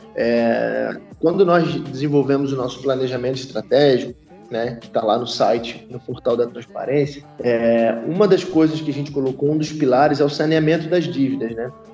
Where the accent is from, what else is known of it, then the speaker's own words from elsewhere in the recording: Rio de Janeiro, Brazil; also born or lived in Itajaí; eu sou do Rio, né? Sou, sou nascido criado no Rio